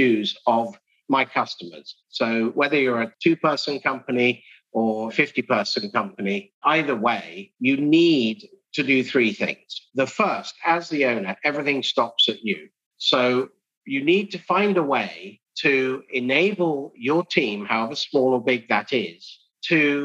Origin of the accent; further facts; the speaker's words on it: England, United Kingdom; moved away as an adult; also born or lived in Edinburgh / London; now in Houston, United States; I speak funny because I grew up in England. I now live in Houston, Texas, in America.